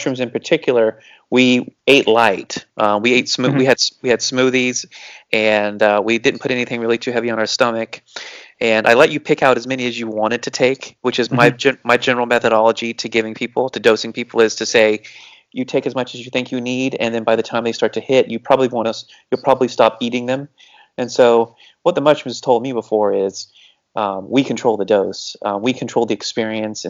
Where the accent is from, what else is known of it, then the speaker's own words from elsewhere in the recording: Cocoa Beach / Melbourne, Florida, United States; moved away; we went back to my hometown. We went back to Cocoa Beach. We went back to Melbourne.